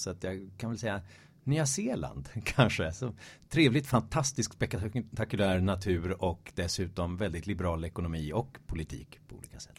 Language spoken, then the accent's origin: Swedish; Stockholm, Stockholm County, Sweden; also born or lived in Malmö; geografiskt kommer jag från Stockholm, eh, från Hässelby väster om, om stan. Alltid eh, ja, 30 minuter med tunnelbana från innerstan. Så att jag har alltid gått och drömt om det urbana livet sådär under de första 20 levnadsåren